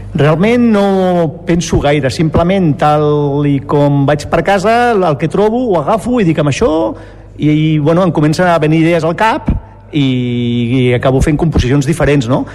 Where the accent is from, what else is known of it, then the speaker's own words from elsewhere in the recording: Terrassa, Catalonia, Spain; moved away as an adult; now in Lliçà d'Amunt, Spain; jo vinc de Terrassa, per tant vinc del Treballers